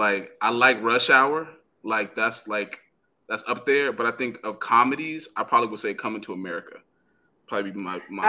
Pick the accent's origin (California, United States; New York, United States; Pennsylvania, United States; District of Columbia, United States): California, United States; I'm from Cali. Beach.